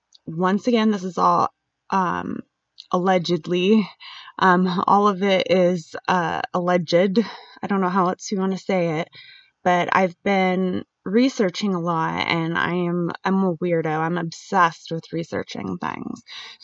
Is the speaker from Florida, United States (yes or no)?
yes; Jacksonville, Florida, United States; born there; also born or lived in Albuquerque; And I was born in Jacksonville, Florida